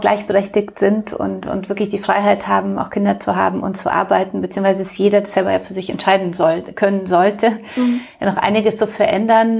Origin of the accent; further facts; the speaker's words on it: Munich, Bavaria, Germany; now in Hamburg, Germany; komme ja aus München.